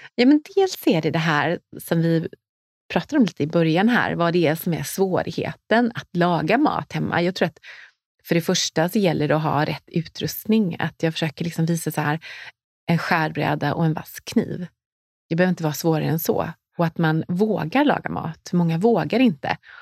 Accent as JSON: {"language": "Swedish", "town": "Nässjö", "region": "Jönköping County", "country": "Sweden", "moved": "as an adult", "lives_now": "Stockholm, Sweden", "said": "Jag kom från Småland, från mm. Nässjö"}